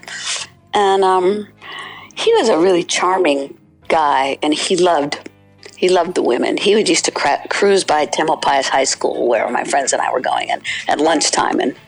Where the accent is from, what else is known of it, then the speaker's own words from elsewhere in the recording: San Francisco Bay Area, California, United States; also born or lived in South Africa; Growing up in the 60s in the San Francisco Bay Area